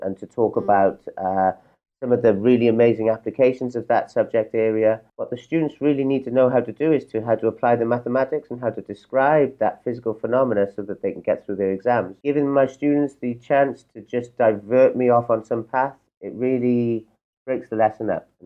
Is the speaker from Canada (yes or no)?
no; Wales, United Kingdom; now in Portugal; I come from Wales.